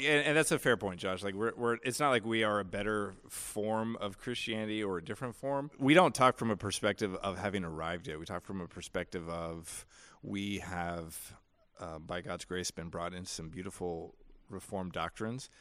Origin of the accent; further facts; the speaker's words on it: United States; I'm an American.